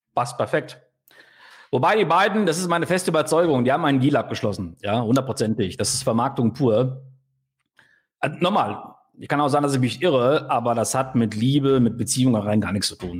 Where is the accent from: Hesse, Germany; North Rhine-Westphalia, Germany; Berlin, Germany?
North Rhine-Westphalia, Germany; Sauerland; als Sauerländer wie ich, ne? Also, also hier im Sauerland